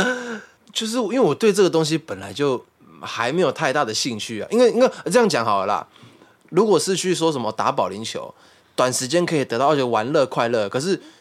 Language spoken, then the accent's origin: Chinese; Taoyuan, Taiwan; 我在小时候在大园的时候